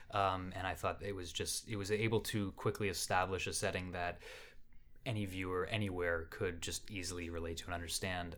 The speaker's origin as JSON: {"language": "English", "country": "Canada", "said": "I'm Canadian and I'm from here"}